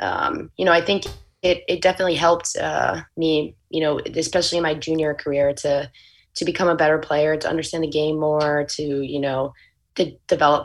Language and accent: English; Pennsylvania, United States; moved away; also born or lived in Florida; growing up when I was younger in Pennsylvania